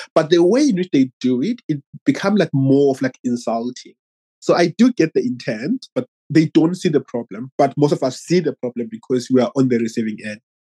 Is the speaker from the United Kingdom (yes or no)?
no; Zimbabwe; now in Australia; I'm from Zimbabwe, but I live in Australia.